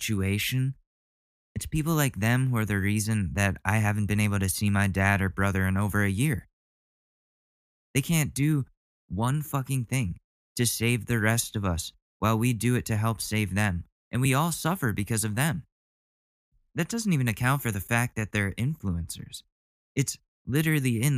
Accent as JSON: {"language": "English", "town": "Ridgefield", "country": "United States", "tie": "born or raised there", "moved": "yes", "said": "I haven't seen my hometown in over a year. This is the longest time I've gone without going to Ridgefield."}